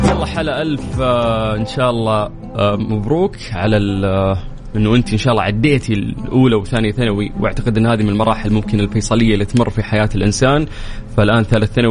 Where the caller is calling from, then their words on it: Jordan; من الاردن متابعك بقوه